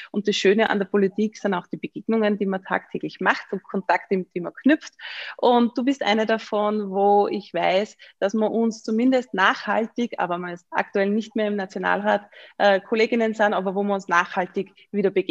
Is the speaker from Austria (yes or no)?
yes; Upper Austria, Austria; Also ich habe gesagt, ich bin aus Oberösterreich.